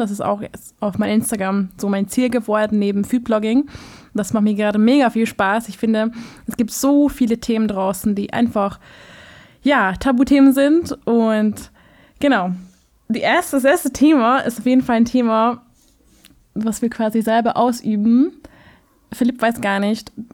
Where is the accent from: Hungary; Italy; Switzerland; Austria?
Hungary; now in Berlin, Germany; ich komme aus Ungarn